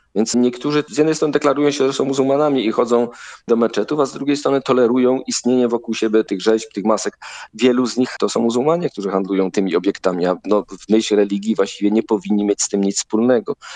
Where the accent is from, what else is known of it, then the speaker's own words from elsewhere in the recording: Silesian Voivodeship, Poland; ja jestem ze Śląska, no więc ta Śląszczyzna ze mnie zawsze wychodzi.